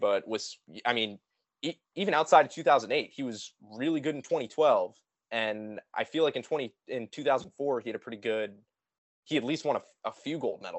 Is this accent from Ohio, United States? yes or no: no; Maryland, United States; I'm from Maryland, hence the flag in the background.